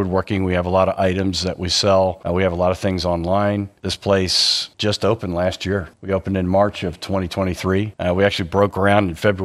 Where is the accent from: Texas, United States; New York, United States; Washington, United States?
Texas, United States; Dallas; now in Williamstown, United States; I grew up in Dallas, Texas, Dallas proper